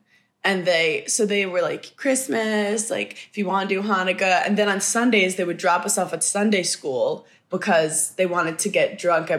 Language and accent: English; New York City, New York, United States; moved away as an adult; also born or lived in Madison, Wisconsin; I grew up in Park Slope, Brooklyn, which is known to be like atheist and reformed Jews.